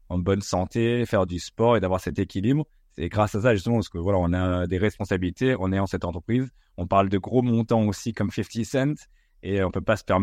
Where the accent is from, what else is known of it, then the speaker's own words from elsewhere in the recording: United States; c'était vraiment ce qui nous a bercé dans notre enfance, nous, euh, en grandissant aux States.